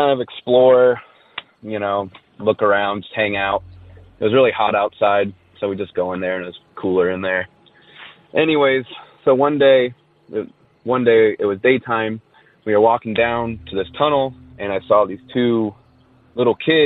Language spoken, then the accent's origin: English; Orange County, California, United States; I'm from Orange County, California